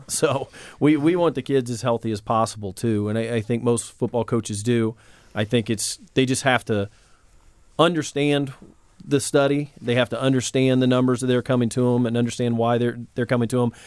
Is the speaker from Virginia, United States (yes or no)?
no; Indianapolis, Indiana, United States; born or raised there